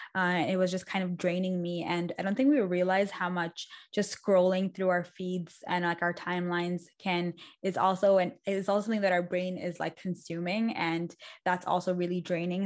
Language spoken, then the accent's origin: English; Dubai, United Arab Emirates; moved away; also born or lived in Pakistan; I went to school in Dubai for most of my life